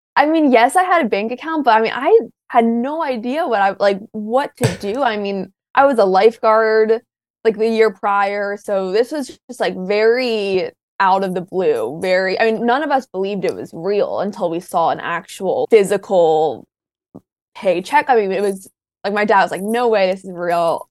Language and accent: English; Maryland, United States; University of Maryland for the longest time because it's my college at home